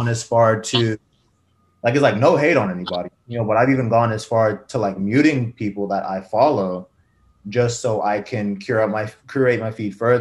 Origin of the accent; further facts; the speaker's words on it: Charleston, West Virginia, United States; I was born here. I was born in Charleston, so not rural West Virginia, but Like, I've lived here all 23 years of my life.